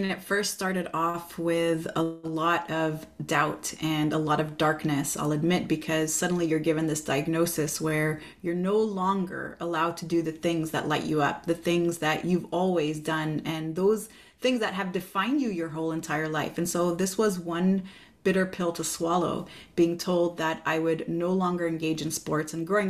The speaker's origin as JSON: {"language": "English", "town": "Montreal", "region": "Quebec", "country": "Canada", "said": "Oh, I'm from Montreal, Quebec, Canada."}